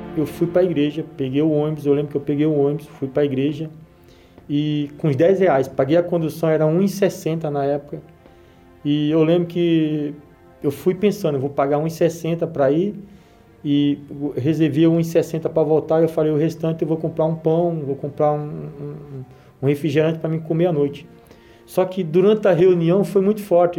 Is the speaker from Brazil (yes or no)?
yes; Alagoas, Brazil; accent: nordestino; now in São Paulo, Brazil; o meu português não é, não é um português correto, pelo fato de eu ser é, nordestino também